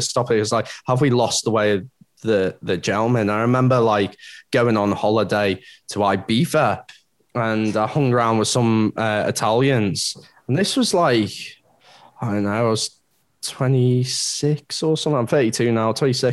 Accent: England, United Kingdom; Being English

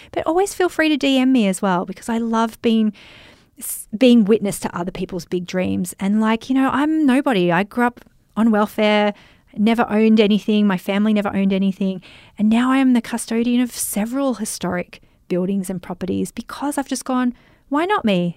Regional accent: Germany; I'm from Germany and I'm a social media marketing mentor

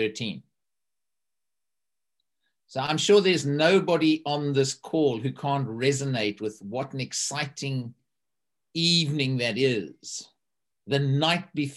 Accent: South Africa; now in East Horsley, United Kingdom; a South African who lives in a little village in Surrey in East Horsley.

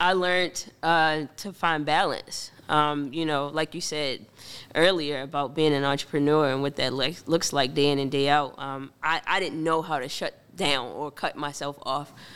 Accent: Baltimore, Maryland, United States; also born or lived in Woodlawn / Pikesville; born and raised in Baltimore

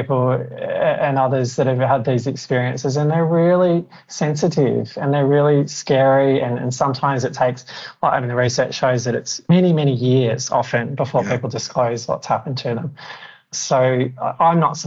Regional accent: Australia; I'm Australian

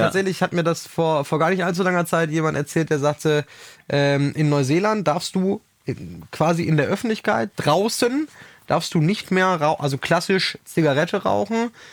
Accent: Germany; als Deutscher

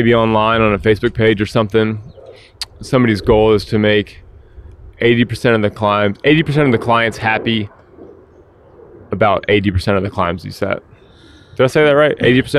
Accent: the South, United States; also born or lived in Atlanta; now in Nashville, United States; I'm from the South, man.

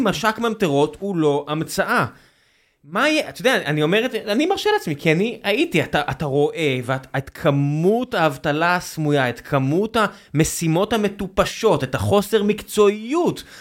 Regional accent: Israel; אנחנו ישראלים

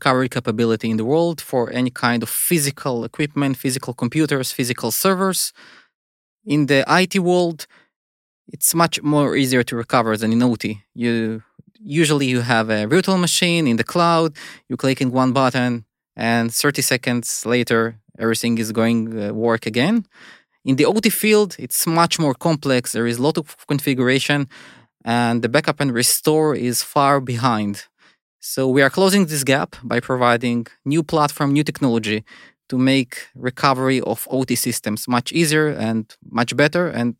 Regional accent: Ukraine; I'm also electrical engineer, like Alex. We have many common things. We're both from Ukraine.

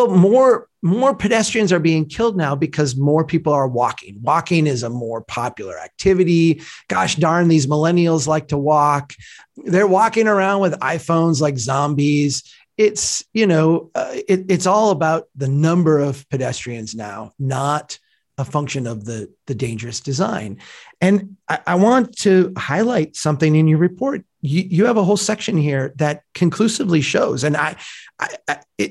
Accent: Minnesota, United States; I'm from Minnesota, so I'm part of the North

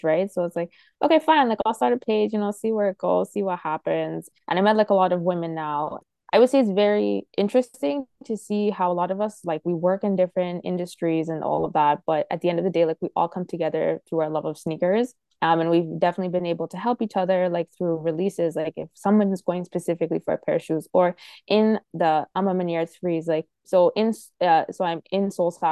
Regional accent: Toronto, Ontario, Canada; as a Canadian

